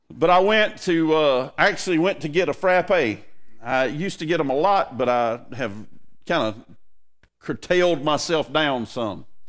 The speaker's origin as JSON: {"language": "English", "country": "United States", "said": "what I feel as an American."}